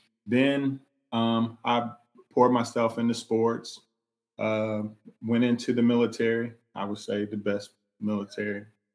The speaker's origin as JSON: {"language": "English", "town": "Columbus", "region": "Ohio", "country": "United States", "tie": "born or raised there", "said": "I grew up in Ohio, Columbus, Ohio. One parent household. It was split. Same. I was raised by my mother."}